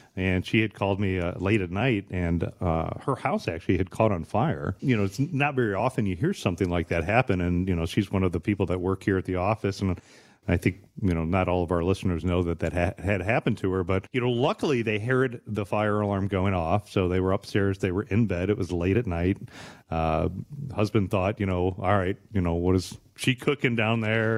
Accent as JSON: {"language": "English", "town": "Bryan", "region": "Ohio", "country": "United States", "tie": "born or raised there", "said": "growing up in Bryan, Ohio"}